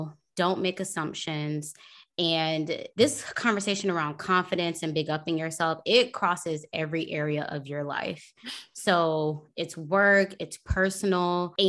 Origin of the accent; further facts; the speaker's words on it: Tampa, Florida, United States; Okay. I'm from Tampa.